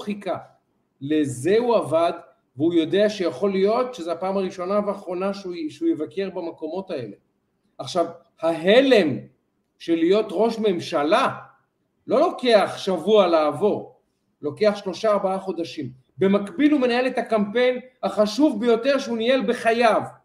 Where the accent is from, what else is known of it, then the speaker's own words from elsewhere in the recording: Israel; אנחנו לצערי ישראלים